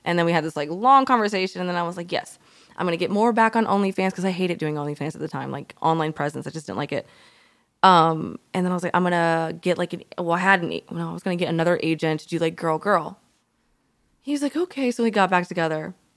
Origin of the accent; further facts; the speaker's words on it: Alabama, United States; moved away; I'm from Alabama